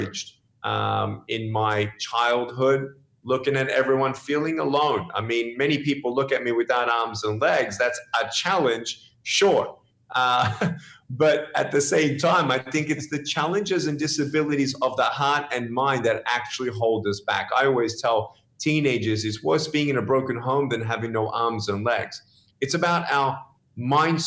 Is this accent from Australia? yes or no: yes; Melbourne, Victoria, Australia; also born or lived in Dallas; now in California, United States; I was born in Melbourne, Australia